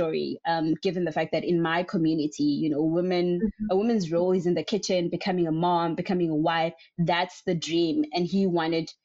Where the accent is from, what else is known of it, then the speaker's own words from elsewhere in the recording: South Africa; I was born in a very small rural area in one of the states in South Africa